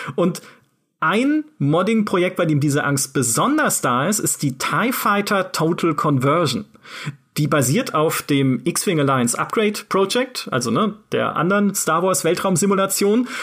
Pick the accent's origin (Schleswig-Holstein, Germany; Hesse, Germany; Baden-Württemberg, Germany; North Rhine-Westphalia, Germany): Baden-Württemberg, Germany; Karlsruhe; dem Karlsruher Schloss, ne, dem Schloss meiner Heimatstadt